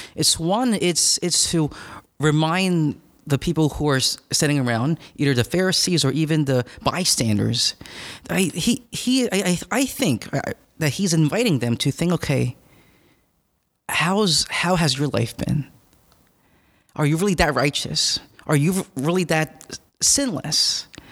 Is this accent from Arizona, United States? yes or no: no; Philadelphia, Pennsylvania, United States; I'm from northeast of Philadelphia